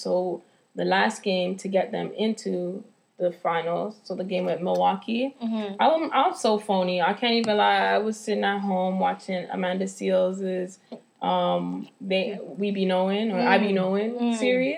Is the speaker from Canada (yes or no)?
yes; Toronto, Ontario, Canada; we're from Toronto